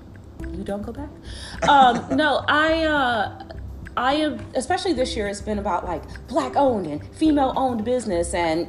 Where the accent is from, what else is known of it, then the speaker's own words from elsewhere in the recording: Chicago, Illinois, United States; And I'm from Chicago